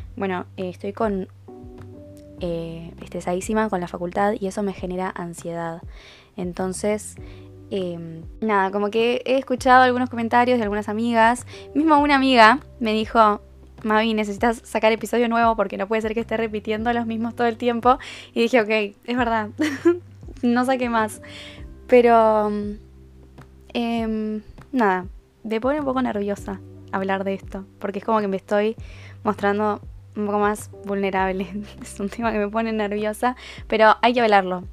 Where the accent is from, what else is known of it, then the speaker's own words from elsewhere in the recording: Uruguay; Yo no soy argentina, soy uruguaya